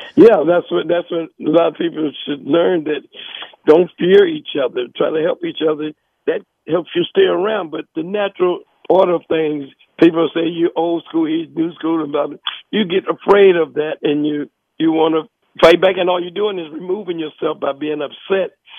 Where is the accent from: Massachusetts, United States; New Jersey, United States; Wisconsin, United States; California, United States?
New Jersey, United States; also born or lived in North Carolina; I was born in North Carolina, but I was raised in New Jersey.